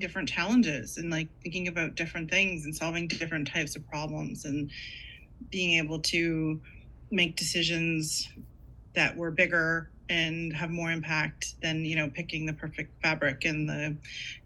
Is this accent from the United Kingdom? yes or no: no; Canada; also born or lived in Toronto; I'm Canadian